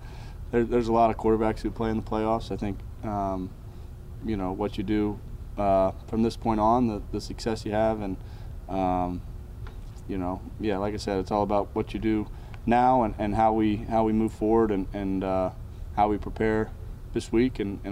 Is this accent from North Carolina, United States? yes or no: yes; Charlotte, North Carolina, United States; growing up in Charlotte when the Panthers went to the Super Bowl in 2004, I remember that.